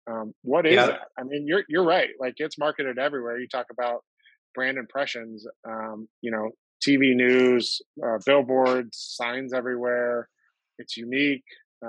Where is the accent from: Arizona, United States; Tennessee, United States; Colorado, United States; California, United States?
Arizona, United States; If I wasn't from here, And I was coming into Arizona.